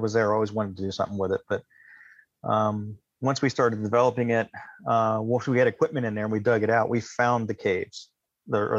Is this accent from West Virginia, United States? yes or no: yes; Takoma Park, Maryland, West Virginia, United States; I was born in Takoma Park, Maryland. I moved to West Virginia when I was in sixth grade